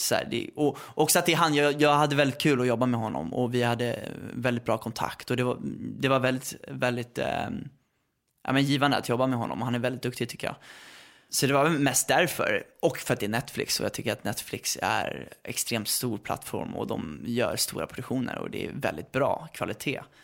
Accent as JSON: {"language": "Swedish", "area": "Värmdö", "region": "Stockholm County", "country": "Sweden", "tie": "born or raised there", "said": "jag är uppväxt på Värmdö"}